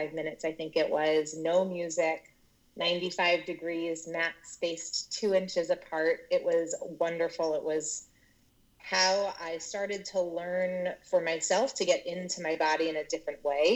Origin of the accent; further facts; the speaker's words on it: Philadelphia, Pennsylvania, United States; also born or lived in Pittsburgh, Pennsylvania / Conshohocken, Pennsylvania; So I am originally born in Pittsburgh, Pennsylvania, and we moved to the Philadelphia area when I was 3 years old. So I grew up, I went to Radnor High School